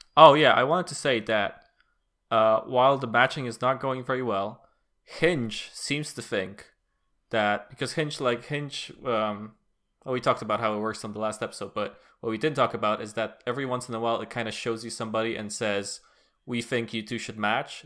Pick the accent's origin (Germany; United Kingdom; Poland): Poland; as a Polish person